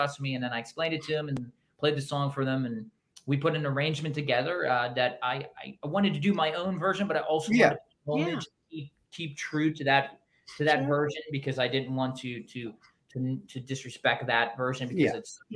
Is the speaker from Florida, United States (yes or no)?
no; Pittsburgh, Pennsylvania, United States; It's where I grew up in Pittsburgh, where I'm from